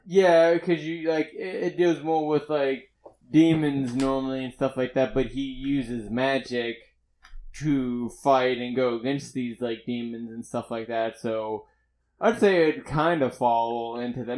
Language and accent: English; Pittsburgh, Pennsylvania, United States; moved away; I wasn't from around here, I was from Pittsburgh